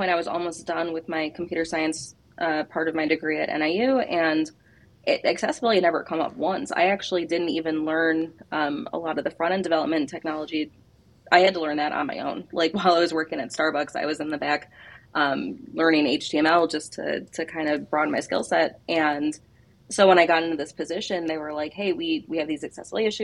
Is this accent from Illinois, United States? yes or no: yes; Chicago, Illinois, United States; I'm from Chicago